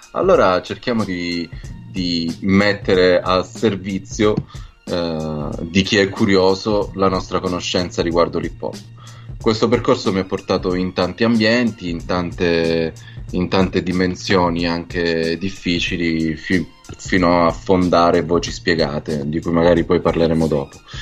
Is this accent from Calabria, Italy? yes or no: yes; Calabria, Italy; also born or lived in Rome; now in Milan, Italy; sono calabrese, ho vissuto tanti anni a Roma, ora sto da tanti anni a Milano